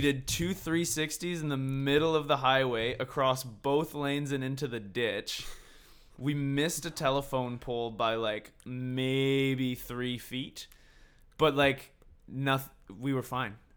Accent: Victoria and Vancouver, British Columbia, Canada; And we're all from Victoria and Vancouver.

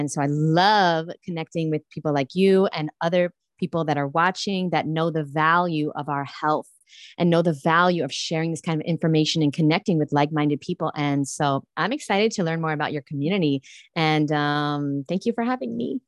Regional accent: New York City, New York, United States; I grew up in Brooklyn, New York

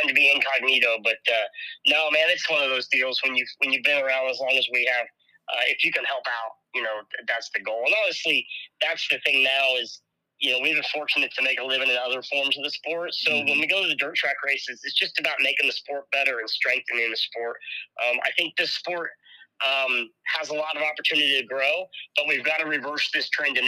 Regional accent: Indianapolis, Indiana, United States; I grew up born and raised in Indianapolis

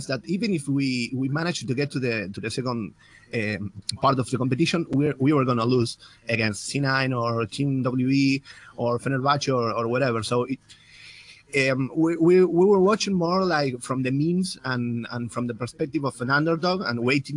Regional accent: Argentina; English is a second language; I'm from Argentina, actually, from South America

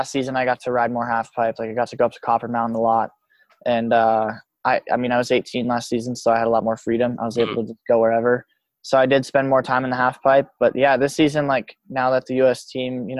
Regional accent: Telluride, Colorado, United States; also born or lived in Montrose, Colorado; growing up in Telluride

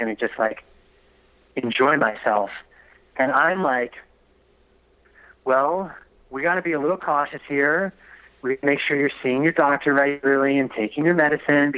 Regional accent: East Coast, United States; also born or lived in Delaware; I'm from the East Coast.

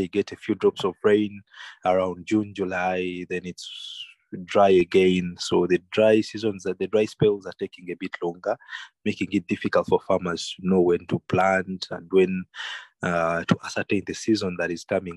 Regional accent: Kampala, Central Region, Uganda; I grew up in Kampala, but in the holidays, we used to go to the countryside

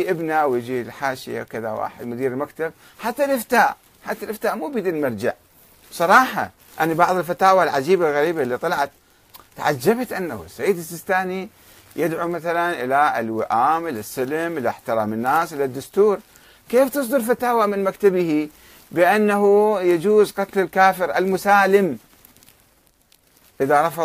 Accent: Karbala, Karbala Governorate, Iraq; born or raised there

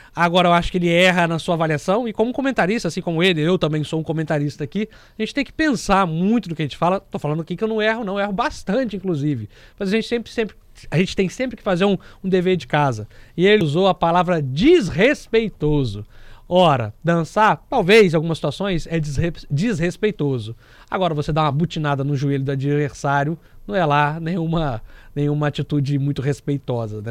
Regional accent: Brazil; nós, como brasileiros

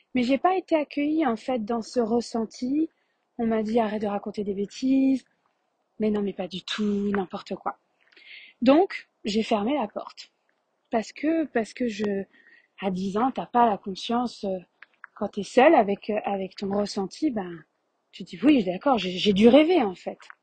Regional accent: Paris region, Île-de-France, France; accent: French; moved away as an adult; also born or lived in Quebec, Canada; je suis née euh, en France de par un père euh, français, marseillais, et une mère québécoise de tête formale. Donc je suis née avec deux passeports, je suis née euh, avec ces deux pays pour patrie. J'ai vécu en France 27 ans, en région parisienne, puis Paris pendant 10 ans

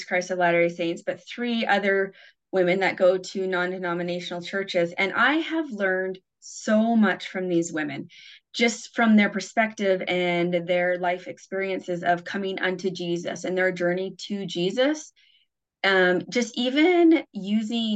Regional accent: Canada; also born or lived in Kyiv, Ukraine; now in Bountiful, United States; I live in Utah right now in Bountiful, and I grew up in Canada

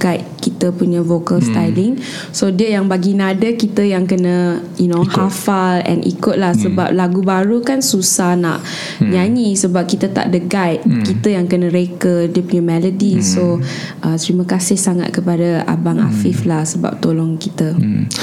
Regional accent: Klang, Selangor, Malaysia; I berasal dari Kelang

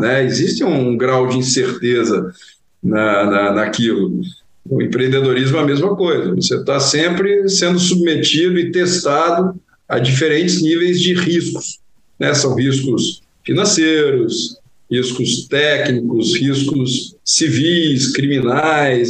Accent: interior of Goiás, Brazil; moved away as an adult; now in Rio de Janeiro, Brazil; eu venho de Goiás, do interior de Goiás

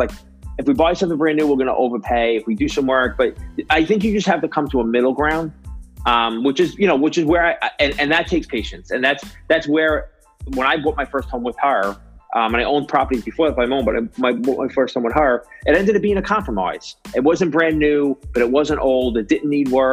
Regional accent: New York, United States; I grew up in New York and I lived in New York City for a long time

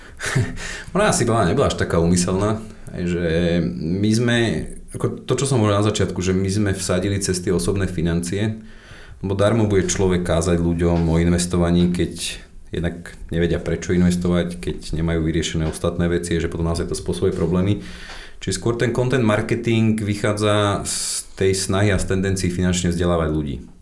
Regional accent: Slovakia; my sme Slováci

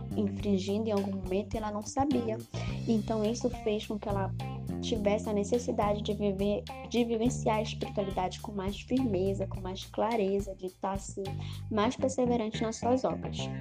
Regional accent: Tefé, Amazonas, Brazil; moved away; o pároco lá da minha cidade de Tefé

